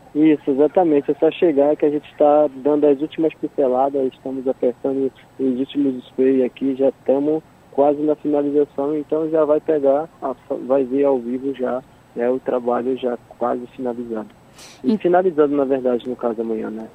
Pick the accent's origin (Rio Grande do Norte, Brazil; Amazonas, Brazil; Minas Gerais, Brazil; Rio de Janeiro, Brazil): Amazonas, Brazil; Manaus; now in São Paulo, Brazil; sou é de Manaus